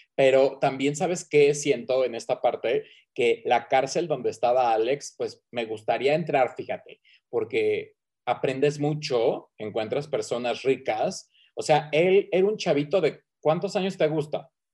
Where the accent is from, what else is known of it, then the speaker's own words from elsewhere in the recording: Mexico; aquí en mi pueblo Tierra Caliente